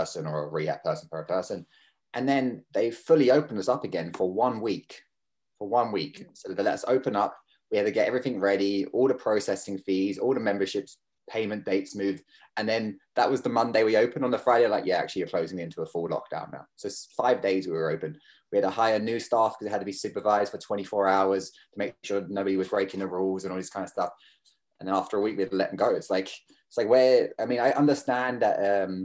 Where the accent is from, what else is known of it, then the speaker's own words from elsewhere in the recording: Kerry, Munster, Ireland; accent: kind of weird accent; moved away as an adult; also born or lived in London; now in Toronto, Canada; I grew up in Kerry